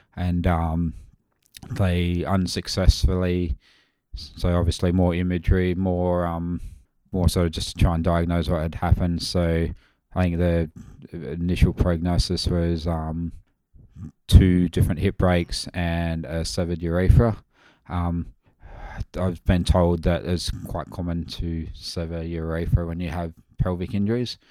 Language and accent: English; Mount Barker, South Australia, Australia; I'm from Mount Barker originally. Well, that's where I graduated